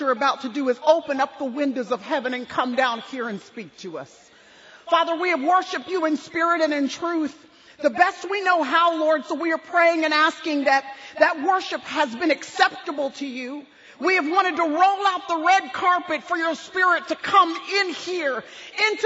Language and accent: English; Dallas, Texas, United States; this is our home, born and raised in Dallas, Texas, and we've raised our kids here